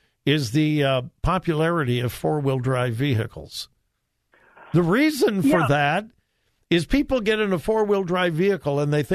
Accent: California, United States; moved away; I'm from California

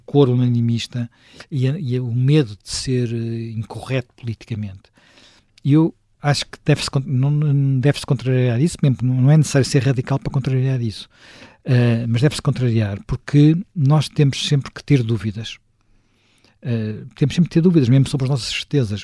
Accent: Lisbon, Portugal; also born or lived in Sintra; Eu que nasci em Lisboa, cresci em Lisboa, vivi sempre em Lisboa

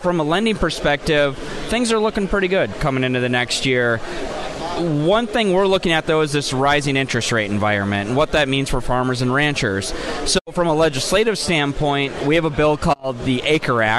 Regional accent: Minnesota, United States; I'm a Minnesotan

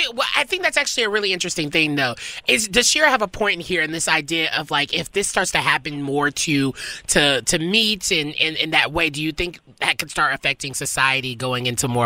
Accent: the South, United States; I'm from the South.

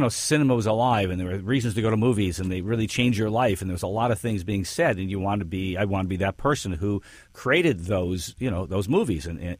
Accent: Detroit, Michigan, United States; Yes, grew up in Detroit.

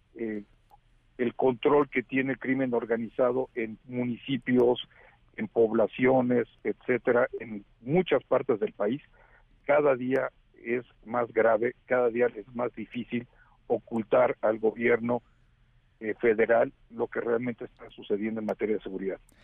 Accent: Mexico

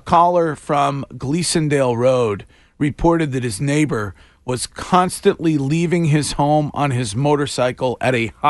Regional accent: Stow, Massachusetts, United States; my hometown, Stow, Massachusetts

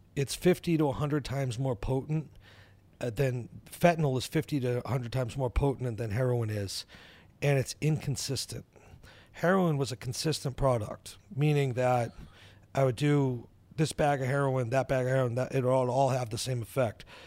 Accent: New Hampshire, United States; I live in New Hampshire, I grew up in New Hampshire.

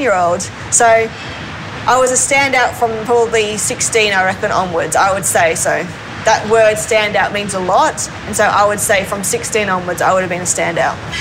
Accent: Gold Coast, Queensland, Australia; also born or lived in Sydney, Australia; we moved from Sydney to um, the Gold Coast

